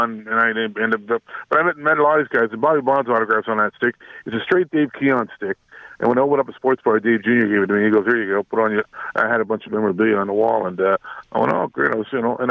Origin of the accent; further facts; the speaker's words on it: Toronto, Ontario, Canada; moved away; I grew up in Toronto